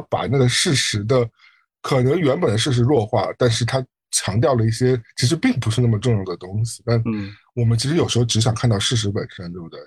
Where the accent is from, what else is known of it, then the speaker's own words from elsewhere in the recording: Shanghai, China; now in New York, United States; 我一个从上海来的人，我理论上对上海这种夏天的热和冬天的冷应该是非常适应